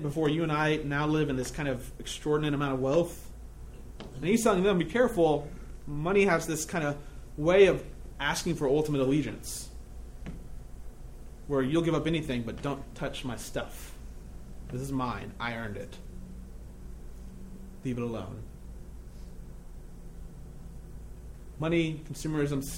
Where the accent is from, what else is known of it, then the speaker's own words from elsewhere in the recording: United States; I am an American.